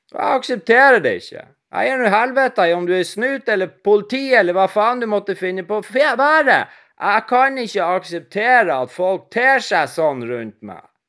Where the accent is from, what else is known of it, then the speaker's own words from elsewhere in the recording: Northern Norway, Norway; jeg er nordlending